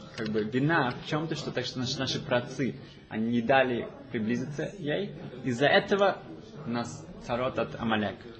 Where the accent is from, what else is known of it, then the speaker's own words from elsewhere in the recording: Germany; я из Германии